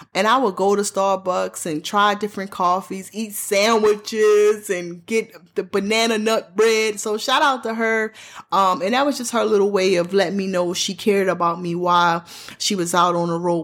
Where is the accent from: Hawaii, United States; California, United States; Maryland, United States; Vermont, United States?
Maryland, United States; Baltimore; I'm born and raised in Baltimore, Maryland